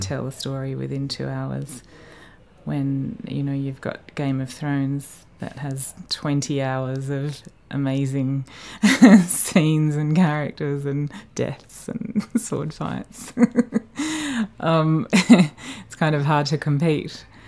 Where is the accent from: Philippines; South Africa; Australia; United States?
Australia; moved away as an adult; being Australian